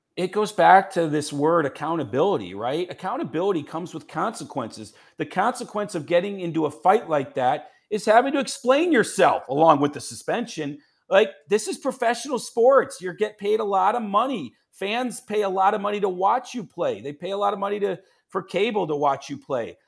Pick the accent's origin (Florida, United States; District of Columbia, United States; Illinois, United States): Illinois, United States; Chicago; I'm a Chicagoan